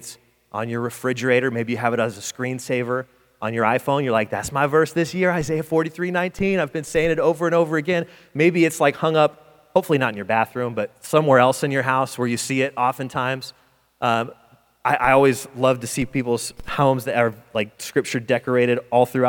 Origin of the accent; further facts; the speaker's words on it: Detroit, Michigan, United States; moved away; I'm from Detroit. It's cold, but it ain't this cold.